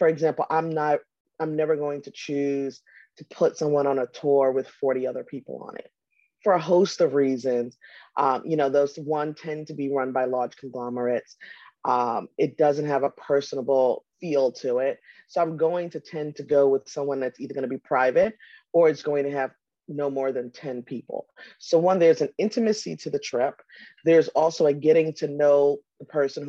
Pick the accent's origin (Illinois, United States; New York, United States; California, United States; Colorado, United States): New York, United States; I'm also a New Yorker.